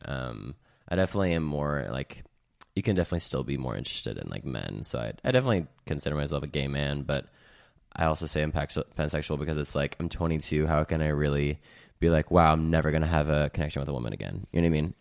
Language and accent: English; Salt Lake City, Utah, United States; moved away as an adult; now in California, United States; I'm from Salt Lake City, Utah. I moved to California about two years ago